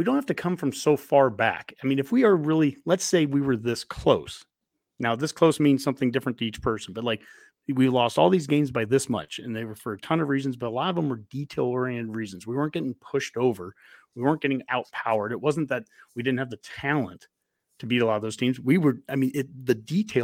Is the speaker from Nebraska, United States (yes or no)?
yes; Columbus, Nebraska, United States; I'm from Columbus